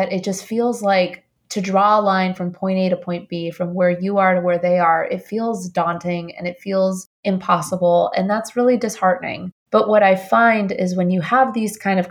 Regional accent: Colombia; also born or lived in Indiana / New York; now in United States; I'm an immigrant from Colombia.

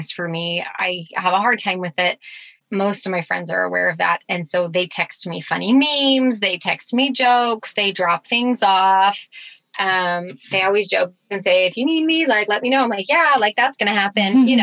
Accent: Spokane, Washington, United States; moved away; also born or lived in Utah; I'm from Spokane, Washington

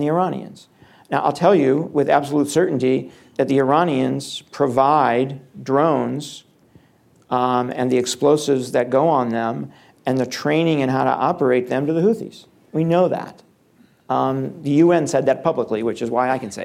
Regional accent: Ohio, United States; I'm from Ohio

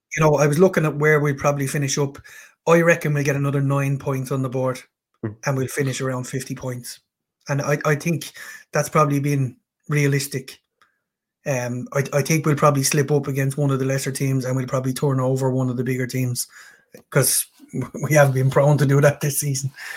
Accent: Ireland; being being an Irishman

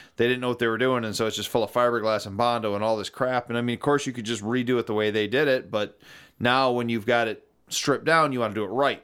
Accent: Algonac, Michigan, United States; growing up in Algonac, Michigan

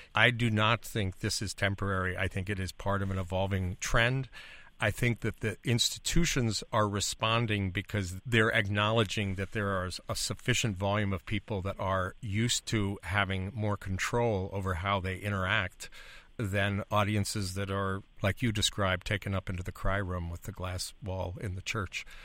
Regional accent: Illinois, United States; I come from Illinois, where we currently have eighty-five billion dollars in unfunded pensions in our state.

